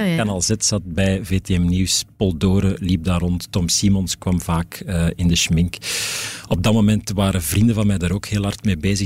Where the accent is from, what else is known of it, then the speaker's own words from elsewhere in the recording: Antwerp, Flanders, Belgium; ik ben van het Antwerpse. Eh, geboren in Wilrijk